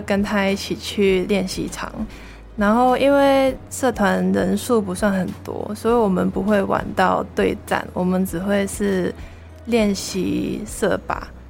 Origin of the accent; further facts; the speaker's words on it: Hong Kong; first language Cantonese; Chinese is a second language; moved away as an adult; now in Taiwan; 我系来自外国语文系嘅 Year Three 香港人。